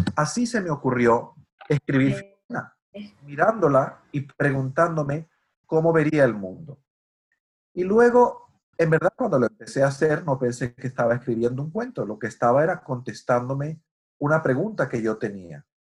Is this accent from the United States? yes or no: no; Venezuela; moved away; Yo nací crecí en Venezuela y nunca había estado en Estados Unidos